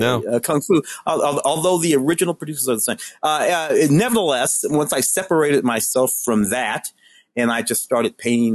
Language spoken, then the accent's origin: English; St. Louis, Missouri, United States; moved away; I grew up in St. Louis.